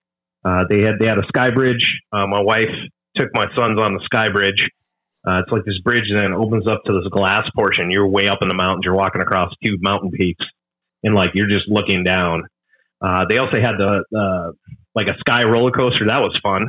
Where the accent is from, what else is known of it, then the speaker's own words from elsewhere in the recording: Minnesota, United States; Like I grew up in the Midwest, Minnesota.